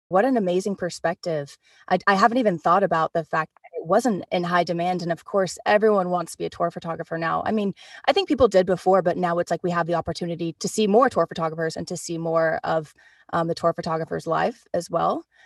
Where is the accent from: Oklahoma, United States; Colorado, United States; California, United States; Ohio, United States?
Oklahoma, United States; Oklahoma City; we're both from Oklahoma City